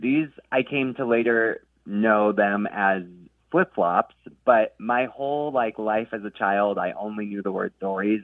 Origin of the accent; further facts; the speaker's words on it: Sacramento, California, United States; I grew up near Sacramento myself